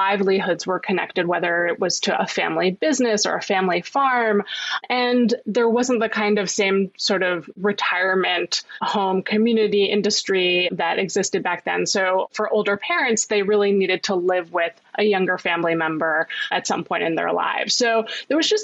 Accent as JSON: {"language": "English", "town": "New York City", "region": "New York", "country": "United States", "tie": "born or raised there", "said": "Growing up in Manhattan"}